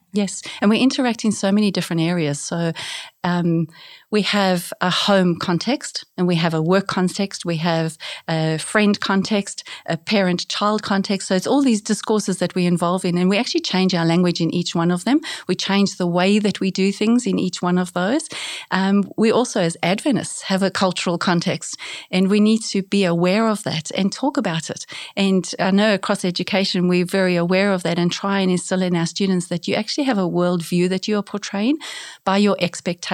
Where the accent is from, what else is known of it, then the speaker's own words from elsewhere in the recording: South Africa; moved away as an adult; also born or lived in South Korea / New Zealand; now in Australia; I grew up in South Africa, so grew up as, uh, bilingual, speaking English and Afrikaans